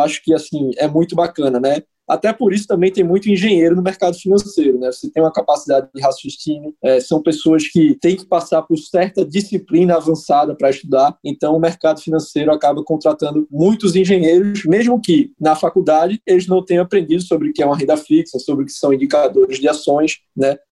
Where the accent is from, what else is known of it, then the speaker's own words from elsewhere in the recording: Recife, Pernambuco, Brazil; Recife, Pernambuco. Muito orgulho como bom recifense, sou bairrista até demais